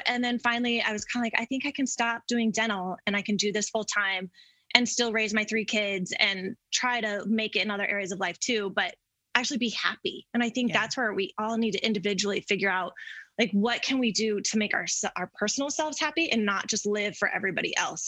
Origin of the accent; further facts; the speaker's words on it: Denver, Colorado, United States; I grew up in Denver and never left.